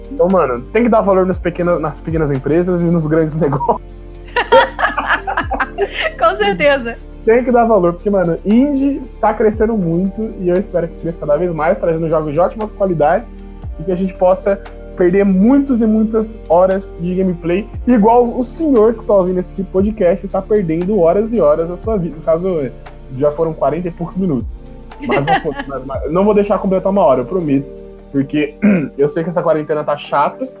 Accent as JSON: {"language": "Portuguese", "country": "Brazil", "said": "a gente é BR"}